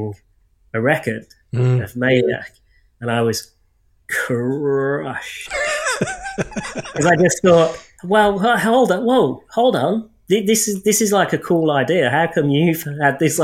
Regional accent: Birmingham, West Midlands, United Kingdom; I'm from Birmingham, England

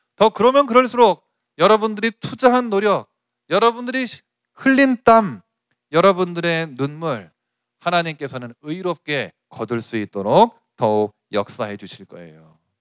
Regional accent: South Korea; 내 조국 이 한국에서 내가 한국인으로서

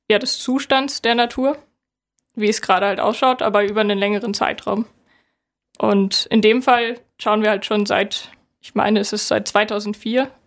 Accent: Northern Germany, Germany; Ich komme aus Norddeutschland.

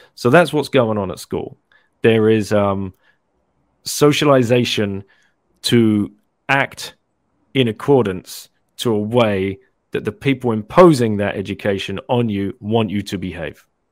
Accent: London, United Kingdom; moved away as an adult; also born or lived in Singapore; I lived in Singapore for 15 years, originally from London. So I moved from London in 1999 to Singapore

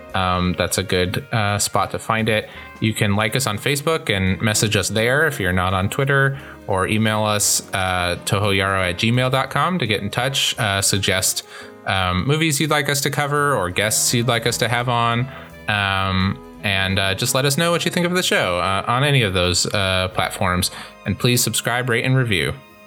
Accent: Indiana, United States; Hoosiers, set in my hometown.

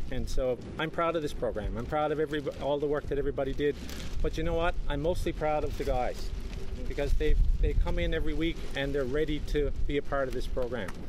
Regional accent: Kingman's Cove, Newfoundland and Labrador, Canada; my hometown in Kingman's Cove

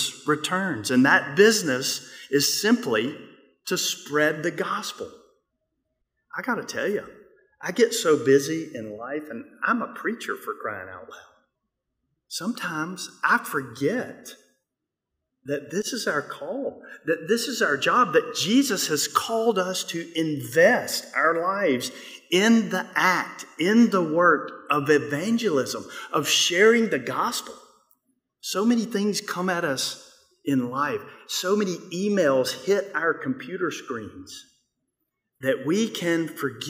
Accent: Mississippi, United States; I'm from Mississippi

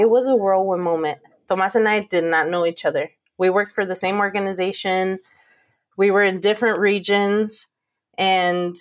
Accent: Pomona, California, United States; now in Arizona, United States; growing up in Pomona and growing up in the 80s and 90s

